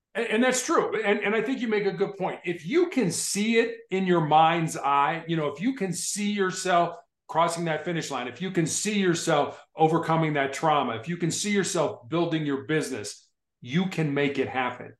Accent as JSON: {"language": "English", "town": "Chicago", "region": "Illinois", "country": "United States", "tie": "born or raised there", "said": "when I was growing up in Chicago"}